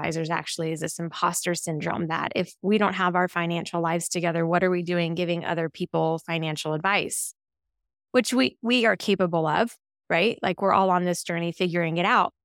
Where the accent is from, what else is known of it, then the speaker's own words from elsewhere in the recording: Las Vegas, Nevada, United States; also born or lived in Henderson, Nevada; I'm born and raised in Las Vegas. Grew up in the northwest side of town, went to Cheyenne High School